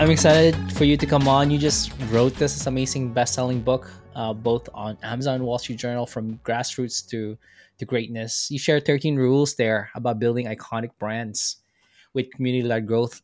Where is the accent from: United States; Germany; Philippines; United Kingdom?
Philippines; Philippines. I'm from Philippines.